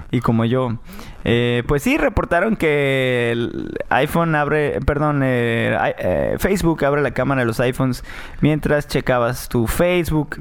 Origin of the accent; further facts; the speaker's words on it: Tijuana, Baja California, Mexico; also born or lived in Mérida, Yucatán; yo soy yucateco, soy tijuanense, nacido en Mérida, Yucatán